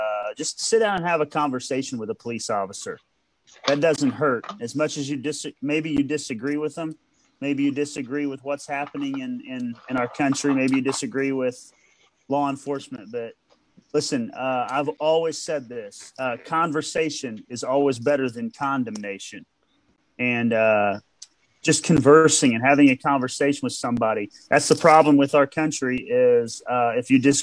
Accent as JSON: {"language": "English", "country": "United States", "said": "I'm an American, and I'm proud of it."}